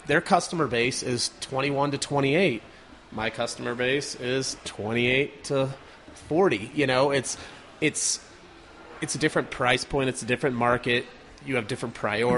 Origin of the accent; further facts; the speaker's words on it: Carbondale, Colorado, United States; I grew up in Carbondale up in the mountains, just outside of Aspen